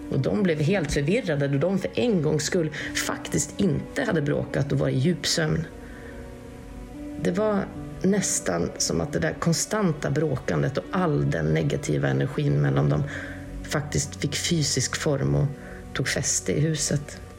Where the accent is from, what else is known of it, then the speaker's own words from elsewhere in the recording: Western Norway, Norway; Först kan jag väl kanske säga det att jag kommer från Västlandet här i Norge och jag kommer från en ganska övertroende släkt.